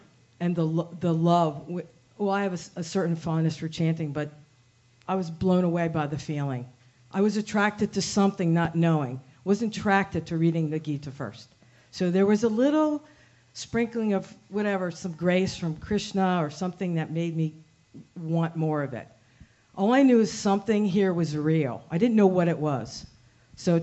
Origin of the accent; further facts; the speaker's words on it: United States; I'm just going to speak as an American